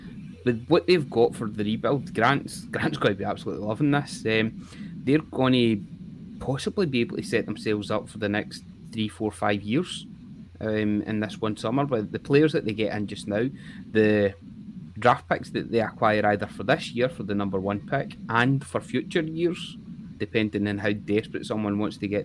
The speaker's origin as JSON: {"language": "English", "region": "Scotland", "country": "United Kingdom"}